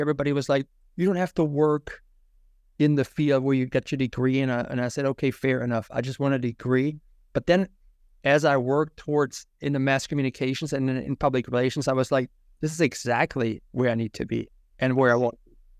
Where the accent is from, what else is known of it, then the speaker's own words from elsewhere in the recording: Germany; English is a second language; moved away as an adult; also born or lived in Tampa, Florida; now in United States; I was born and raised in Germany